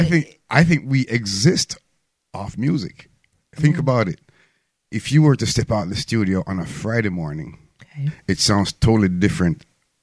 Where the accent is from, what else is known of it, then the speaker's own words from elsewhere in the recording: Mandeville, Manchester, Jamaica; also born or lived in California; now in Mobile, United States; I was born in Mandeville, Jamaica. It's called a cool city in Jamaica.